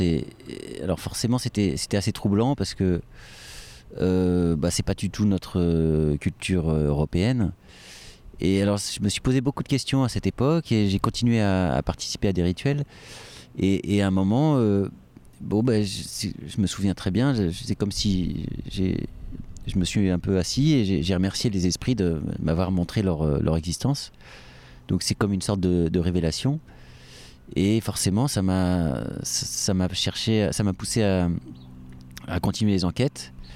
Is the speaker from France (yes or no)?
yes; France; chez nous en France